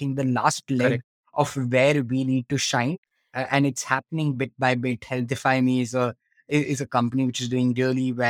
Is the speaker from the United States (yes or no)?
no; Kolkata, West Bengal, India; I'm from Calcutta